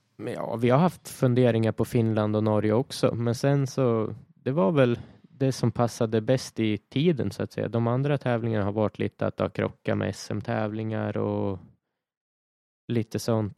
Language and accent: Swedish; Sweden; här i Sverige